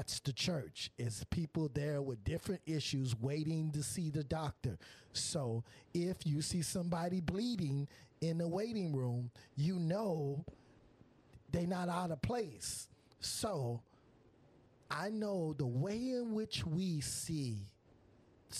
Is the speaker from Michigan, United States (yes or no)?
yes; Michigan, United States; now in Florida, United States; I'm from Michigan. I'm here in Florida. Didn't know nobody in Florida